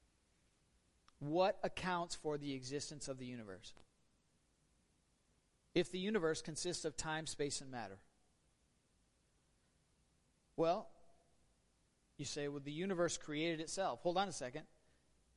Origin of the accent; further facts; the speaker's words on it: Northern Michigan, United States; we're all from Northern Michigan, and we have strange customs up here